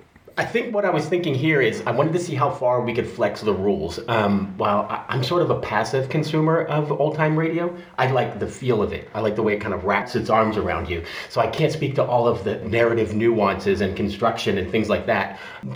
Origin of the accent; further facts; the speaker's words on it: West Virginia, United States; also born or lived in Idaho / Bronx, New York / Holland / England; now in Pittsburgh, United States; So I was born in Idaho, grew up in West Virginia and the Bronx, where my father was from, lived in Pennsylvania, then I moved to Holland, then I moved to England, then I finally boomeranged back to Pittsburgh